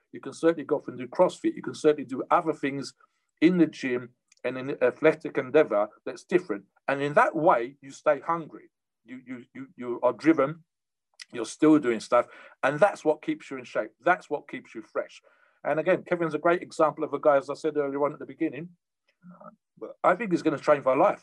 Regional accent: United Kingdom; Me being a Brit, we don't have too much of that over here

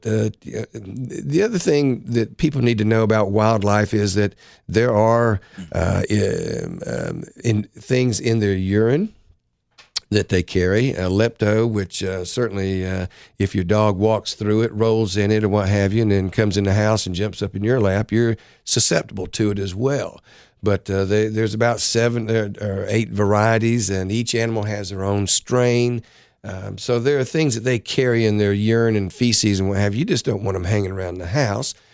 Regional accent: Florida, United States; moved away; I grew up in Florida

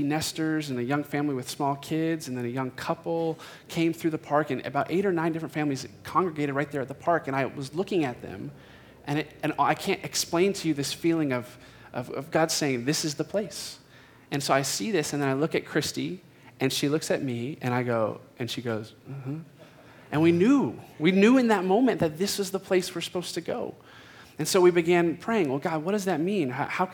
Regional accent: Phoenix, Arizona, United States; myself am a native Phoenician. So I grew up in Phoenix

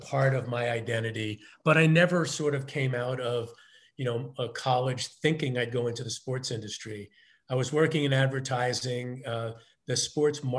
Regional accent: New York City, New York, United States; I grew up in Queens in the 60s and 70s

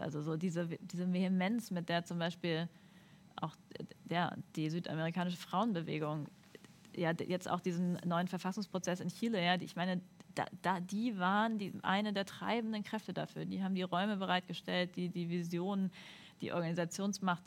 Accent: Northern Germany, Germany; also ich bin Norddeutsche

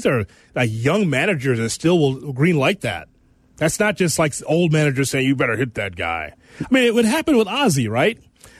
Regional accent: Chicago, Illinois, United States; We're from Chicago, Cap.

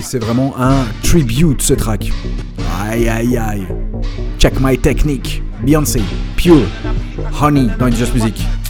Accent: Belgium; chez nous en Belgique

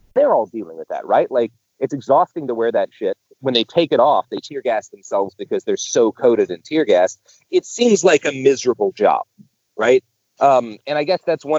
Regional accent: the South, near Waco, Texas, United States; now in Portland, United States; I grew up in the South, right? Like, and Waco was, you know, I didn't grow up all that far from Waco

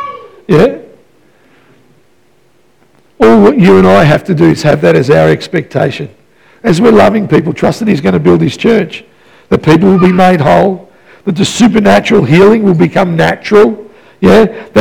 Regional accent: Melbourne, Victoria, Australia; You know, I came from Melbourne. I was my mama's boy.

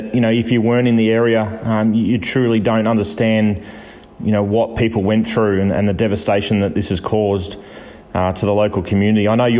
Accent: Melbourne, Victoria, Australia; when I was growing up in Melbourne as a junior.

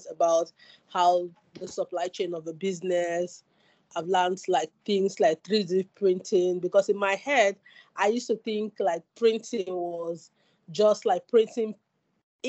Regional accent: Nigeria; moved away as an adult; now in Salford, United Kingdom; I'm a Nigerian studying at the University of Salford

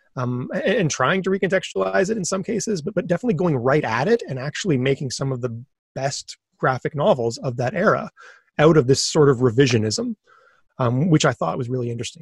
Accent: Thunder Bay, Ontario, Canada; moved away; also born or lived in Waterloo; I'm from Thunder Bay, where getting comics is real

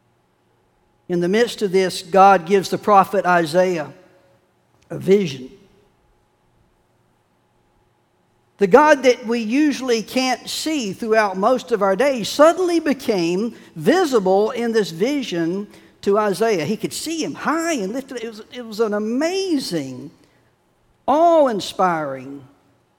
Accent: Chapel Hill, North Carolina, United States; now in Wilmington, United States; I was growing up in Chapel Hill

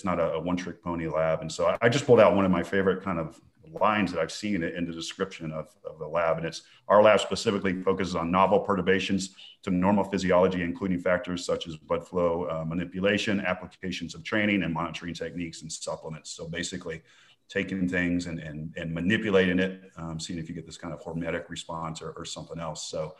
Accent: West Texas, United States; accent: bad West Texas English; I'm from West Texas

